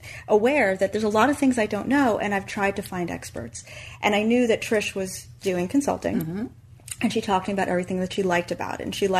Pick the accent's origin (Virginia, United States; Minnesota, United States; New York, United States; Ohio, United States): New York, United States; And that was a difficult decision because I'm a New Yorker.